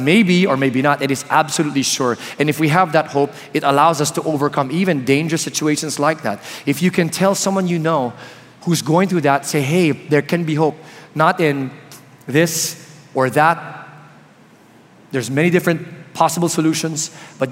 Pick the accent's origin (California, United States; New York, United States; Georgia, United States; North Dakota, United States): California, United States; Palo Alto; I was born in California beside Palo Alto, so that's very near. So this is really like hometown for me.